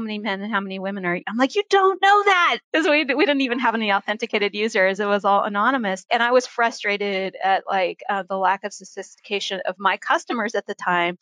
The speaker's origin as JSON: {"language": "English", "region": "Oregon", "country": "United States", "tie": "born or raised there", "also_born_or_lived": "Philadelphia, Pennsylvania / San Francisco, California", "moved": "as an adult", "said": "I grew up in the Pacific Northwest portion of the U.S. in Oregon and on a goat farm"}